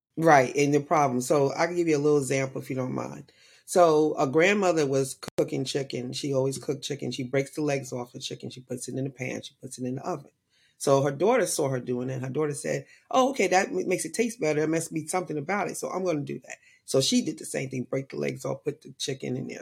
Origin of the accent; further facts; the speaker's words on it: New York, United States; I was born and raised in New York